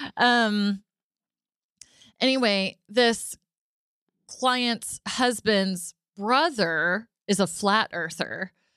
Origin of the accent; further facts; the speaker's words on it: Arlington, Texas, United States; I was born and raised in Arlington